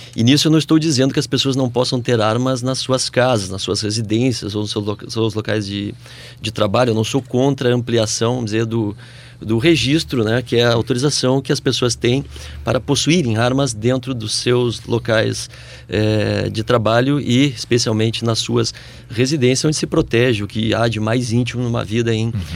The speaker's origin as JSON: {"language": "Portuguese", "country": "Brazil", "said": "nós, como brasileiros"}